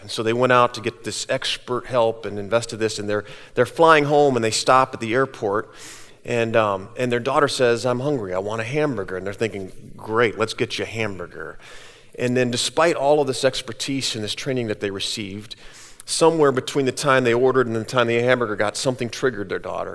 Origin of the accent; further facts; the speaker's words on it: Cedar Falls, Iowa, United States; I grew up here in Cedar Falls